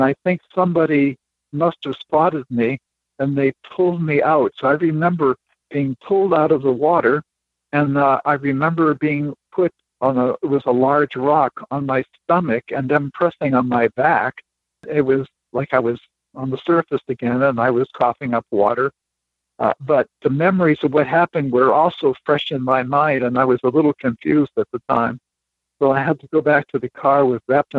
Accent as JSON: {"language": "English", "region": "Maine", "country": "United States", "tie": "born or raised there", "said": "I was raised in Maine"}